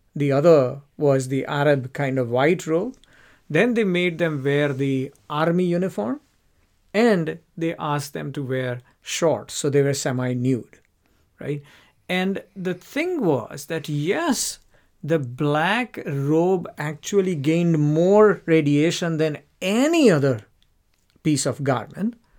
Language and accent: English; India; moved away as an adult; now in United Kingdom; when I grew up in India.